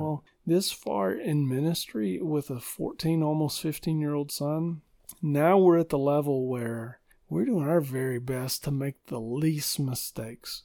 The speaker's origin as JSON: {"language": "English", "region": "Arkansas", "country": "United States", "tie": "born or raised there", "also_born_or_lived": "Fort Worth, Texas / Michigan", "moved": "as an adult", "lives_now": "Middle Tennessee, United States", "said": "we grew up in Arkansas, and God called me into ministry, and we, we moved to Fort Worth, Texas"}